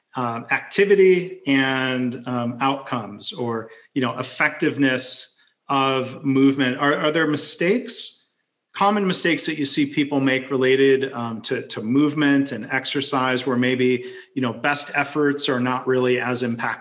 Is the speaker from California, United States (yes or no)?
no; Michigan, United States; I grew up in Michigan